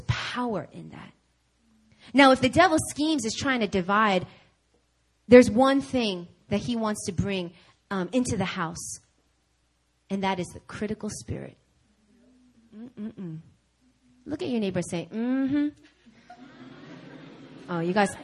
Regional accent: New York, United States; moved away; I'm from New York

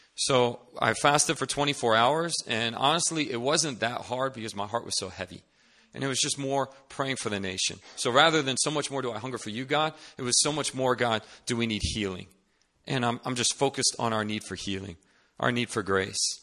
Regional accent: Northern Virginia, United States; moved away as an adult; now in Seoul, South Korea; I'm originally from Northern Virginia, D C area

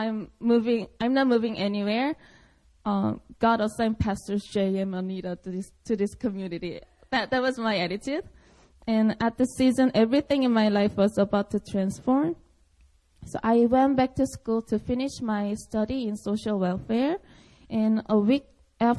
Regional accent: Seoul, South Korea; English is a second language; I was born and raised in Seoul, Korea

